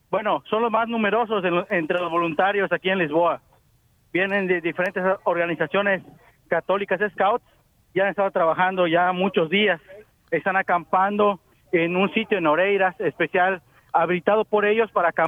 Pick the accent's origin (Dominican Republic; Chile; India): India; now in Seville, Spain; soy natural de India. Vengo de España, Sevilla.